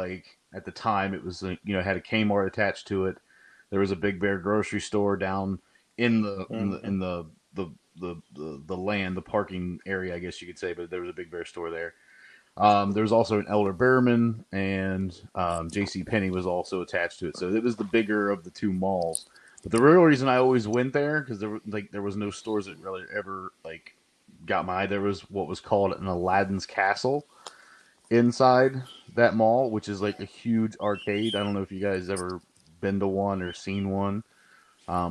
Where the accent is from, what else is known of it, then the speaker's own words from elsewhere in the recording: Athens, Ohio, United States; I grew up in Southern Ohio. I was born in Athens